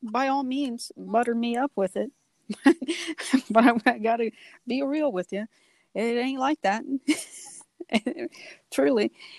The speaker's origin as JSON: {"language": "English", "region": "the South", "country": "United States", "tie": "born there", "accent": "Southern", "said": "give me your Southern accent, which by all means, I was born in the South. I can whip out some Southern words"}